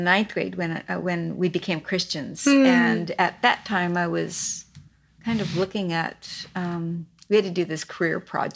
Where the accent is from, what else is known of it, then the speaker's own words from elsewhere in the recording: Pasadena, California, United States; also born or lived in China; I grew up in Pasadena and have a twin sister